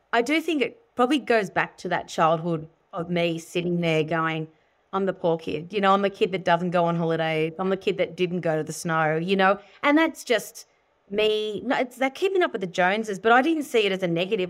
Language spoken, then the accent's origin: English; Sydney, New South Wales, Australia; I grew up in Sydney